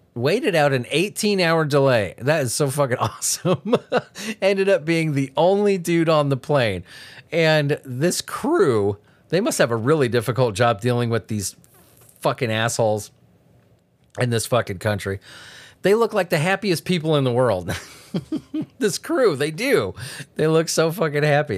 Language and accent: English; Southern California, United States; I grew up in Southern California.